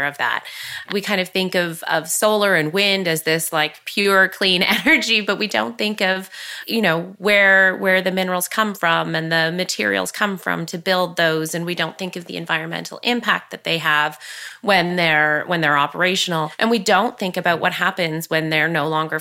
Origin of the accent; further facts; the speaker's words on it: Curve Lake, Ontario, Canada; I grew up here in Curve Lake, surrounded by family and cousins.